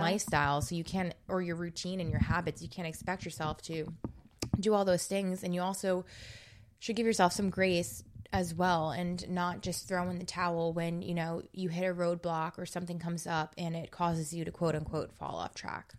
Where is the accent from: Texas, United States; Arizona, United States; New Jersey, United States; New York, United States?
New Jersey, United States; I'm from New Jersey